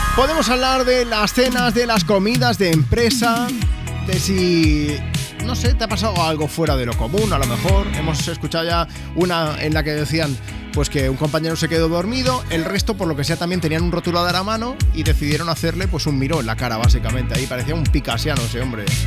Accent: Catalonia, Spain; yo soy catalán

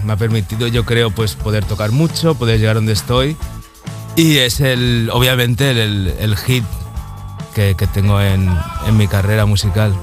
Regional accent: Barcelona, Catalonia, Spain; moved away as an adult; also born or lived in Mallorca; yo soy de Barcelona y me estaba pues mudando de Barcelona a Mallorca.

